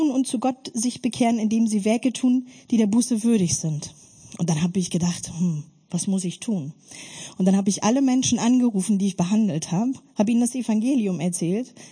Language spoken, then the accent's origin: German; Germany; Ich bin in der DDR-Diktatur aufgewachsen und mit einer ganz großen Gewaltfamilie